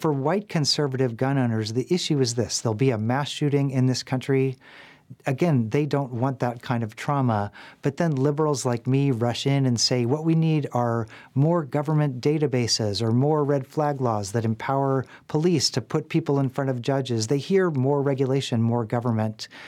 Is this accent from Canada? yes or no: no; Nashville, Tennessee, United States; my hometown of Nashville